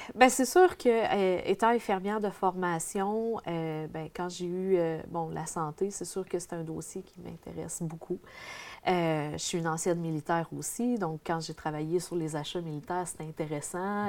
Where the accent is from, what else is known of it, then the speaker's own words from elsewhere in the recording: Dupuy, Quebec, Canada; je viens de l'Abitibi-Témiscamingue, je reste dans un petit village de Dupuis